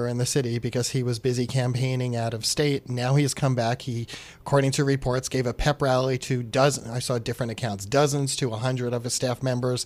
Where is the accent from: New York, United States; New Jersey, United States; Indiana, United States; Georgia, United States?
New York, United States; New York City; I'm from Queens.